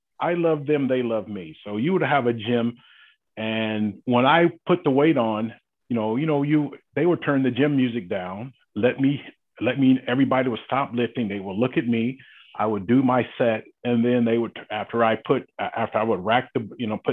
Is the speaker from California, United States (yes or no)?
no; South Georgia, United States; growing up in South Georgia